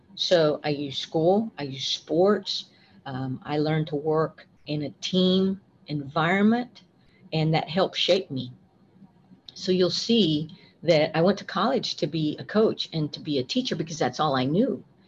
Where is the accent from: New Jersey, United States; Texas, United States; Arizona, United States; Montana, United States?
Texas, United States; West; moved away as an adult; also born or lived in Austin, Texas; I was raised by my grandparents, and I grew up in West Texas in a very small community